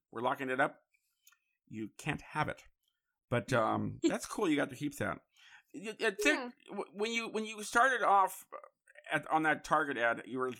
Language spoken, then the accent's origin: English; San Francisco, California, United States; now in Los Angeles, United States; I grew up in the city. I know it very well. I used to love the fog. But I got tired of the fog and came to L.A., and now I miss it.